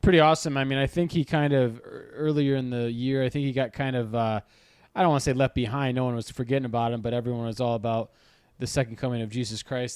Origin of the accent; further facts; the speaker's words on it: Detroit, Michigan, United States; my hometown, Detroit